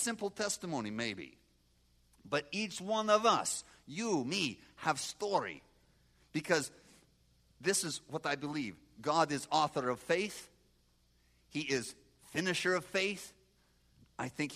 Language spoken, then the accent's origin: English; Moldova; moved away; I grew up in Moldova, and we are agriculture area